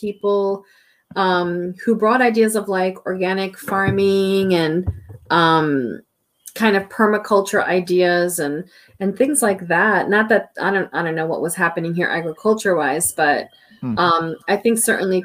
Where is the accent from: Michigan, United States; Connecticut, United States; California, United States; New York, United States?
New York, United States; New York City; moved away as an adult; now in Vermont, United States; I grew up in New York City, so I know what urban poverty looks like